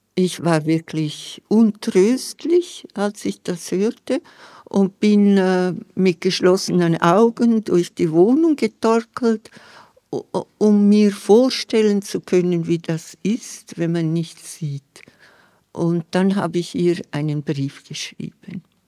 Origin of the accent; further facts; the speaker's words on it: Scuol, Graubünden, Switzerland; first language Romansh (Vallader); German is a second language; in meiner Kindheit und in meiner Jugend in Schkuhl